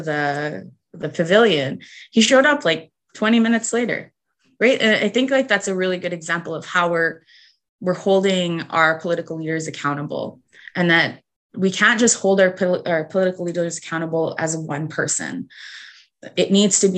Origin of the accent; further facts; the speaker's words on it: Canada; as like an Indigenous woman, as a Canadian citizen